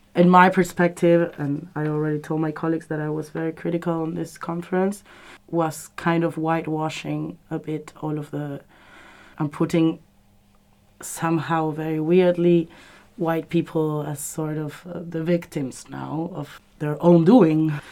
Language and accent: English; Argentina; moved away; I come from Argentina